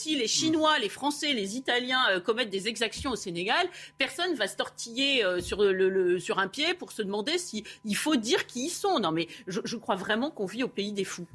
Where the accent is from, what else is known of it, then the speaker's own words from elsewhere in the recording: France; en tant que Français